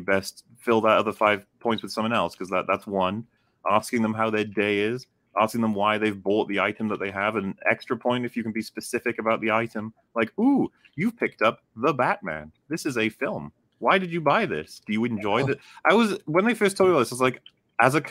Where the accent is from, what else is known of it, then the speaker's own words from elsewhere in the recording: United Kingdom; we're British